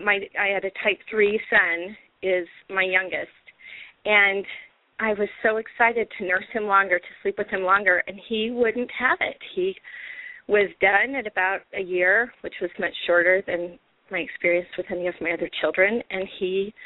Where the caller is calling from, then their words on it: Utah, United States; I'm calling from Utah.